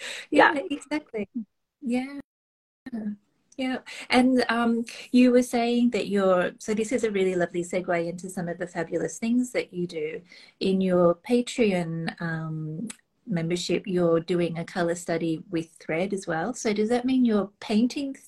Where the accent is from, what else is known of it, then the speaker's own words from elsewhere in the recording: Australia; being Australian